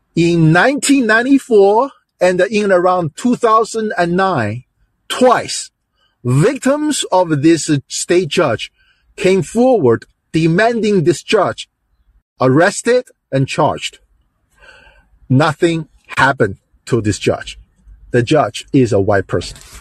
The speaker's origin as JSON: {"language": "English", "region": "Delaware", "country": "United States", "said": "I'm, I'm from Delaware. I'm still live I still live in Delaware"}